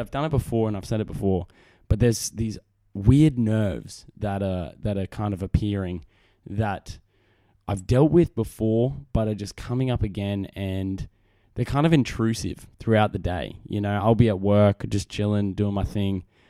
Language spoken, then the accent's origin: English; Australia; accent: Australian; my great Australian accent. 'cause I'm a man from down under